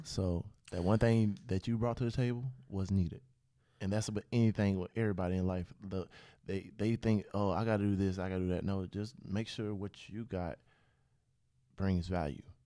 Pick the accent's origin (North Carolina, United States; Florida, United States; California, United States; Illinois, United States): Florida, United States; Pensacola; I grew up in Pensacola.